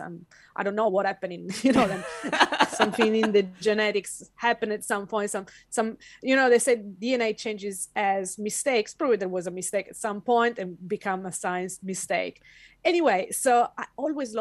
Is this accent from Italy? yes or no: yes; Italy; moved away as an adult; now in Western Australia, Australia; I was born and raised in Italy in a family that was not educated that much